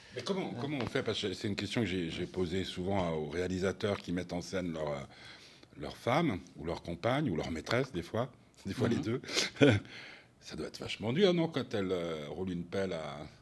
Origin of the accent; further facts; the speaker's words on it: Switzerland